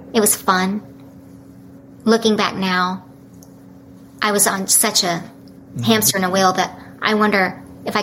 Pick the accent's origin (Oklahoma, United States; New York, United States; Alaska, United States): Oklahoma, United States; also born or lived in Dallas; I grew up in Oklahoma